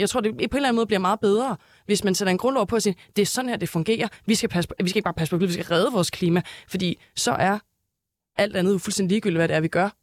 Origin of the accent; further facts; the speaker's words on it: Næstved, Zealand, Denmark; now in Copenhagen, Denmark; Jeg er fra Næstved